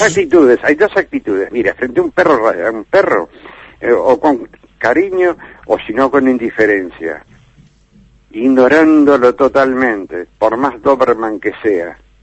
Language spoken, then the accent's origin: Spanish; Montevideo, Uruguay; en mi tierra, en Montevideo